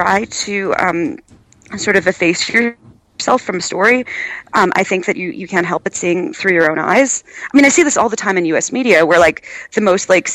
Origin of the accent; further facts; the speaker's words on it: United States; as an American